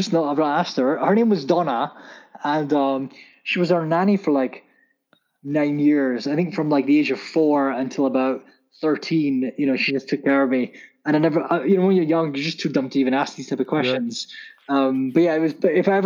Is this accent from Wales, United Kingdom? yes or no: no; Scotland, United Kingdom; also born or lived in Pakistan; I grew up in Scotland. I was born in Pakistan, but I moved here when I was 1, 2 or whatever.